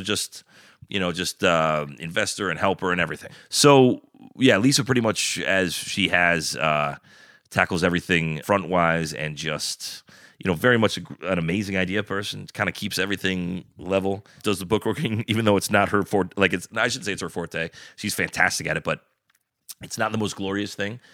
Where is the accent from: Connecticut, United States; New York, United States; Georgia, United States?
Connecticut, United States; Bethel; born or raised there